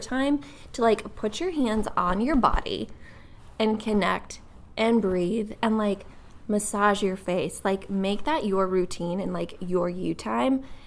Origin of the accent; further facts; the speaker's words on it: Wisconsin, United States; also born or lived in Nashville, Tennessee; now in Akron, United States; I'm from Wisconsin originally